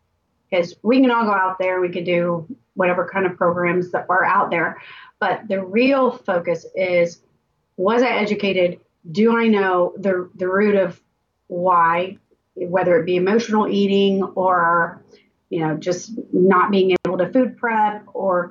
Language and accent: English; Tampa, Florida, United States; I'm born and raised in Tampa, went to a local high school.